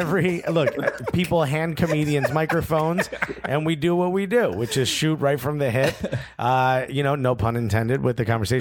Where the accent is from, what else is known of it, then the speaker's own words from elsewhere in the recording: Newark, New Jersey, United States; I grew up in Newark, New Jersey, when it was the murder capital of the world, right.